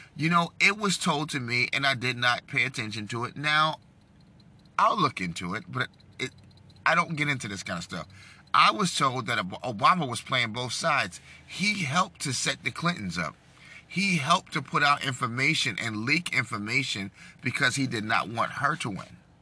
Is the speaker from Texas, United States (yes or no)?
no; New York, United States; I'm a New Yorker